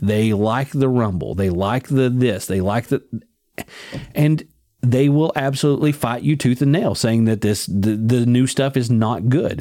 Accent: United States

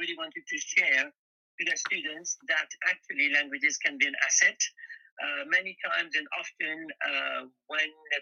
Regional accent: Paris, Île-de-France, France; moved away as an adult; also born or lived in Birmingham, United Kingdom / Los Angeles, United States; now in United Kingdom; I am from France. So I grew up in Paris, but originally my parents are from Pakistan

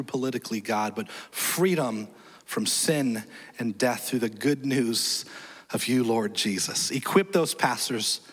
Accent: Nebraska, United States; now in Florida, United States; I was born in Nebraska. I know. So I'm a born Cuban Korean Cornhusker.

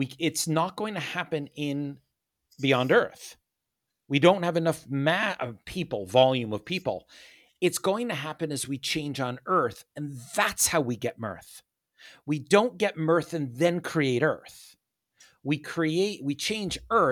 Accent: United States; I am an American. That's nothing to say that I'm not. I was born here

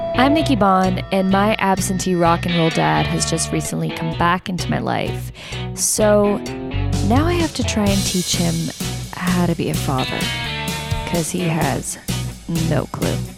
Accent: Toronto, Ontario, Canada; I'm from Toronto, and he lived there up until I was in, like, grade five

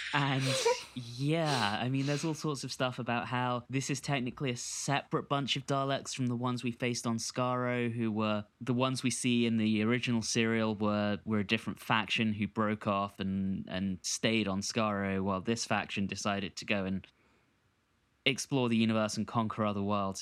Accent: London, United Kingdom; growing up in London in the nineties and, and the two thousands

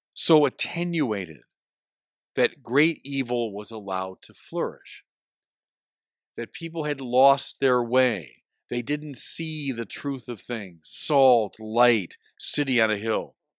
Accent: Chicago, Illinois, United States; my hometown of Chicago

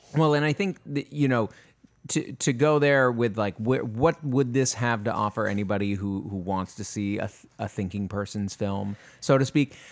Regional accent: Maine, United States; moved away; I'm from Maine originally

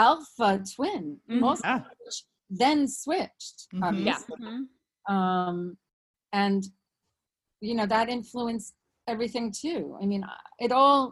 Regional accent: New York, United States; I'm a New Yorker

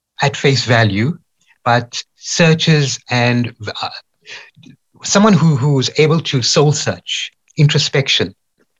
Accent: Durban, KwaZulu-Natal, South Africa; I was born in Durban.

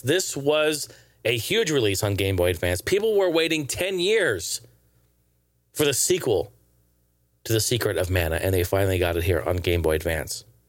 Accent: Portland, Oregon, United States; my hometown of Portland

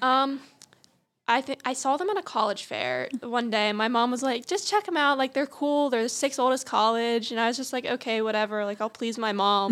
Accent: outside of Harrisburg, Pennsylvania, United States; I'm from outside of Harrisburg, Pennsylvania.

